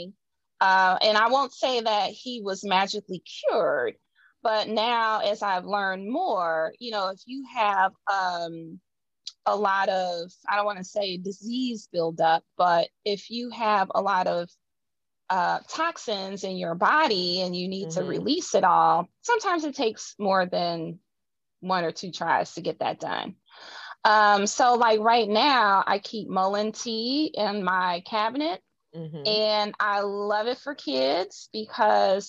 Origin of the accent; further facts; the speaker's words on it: Midwest, United States; I'm a Midwesterner, so we say things a certain way.